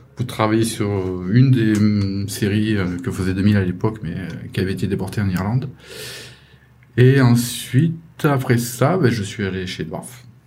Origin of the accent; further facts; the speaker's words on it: France; moved away as an adult; also born or lived in London; je suis rentré chez moi, mais j'ai continué à travailler pour 2002 chez moi, en France.